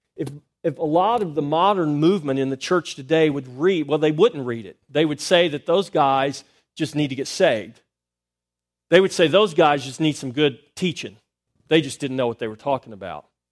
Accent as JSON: {"language": "English", "country": "United States", "tie": "born or raised there", "said": "I was born in America"}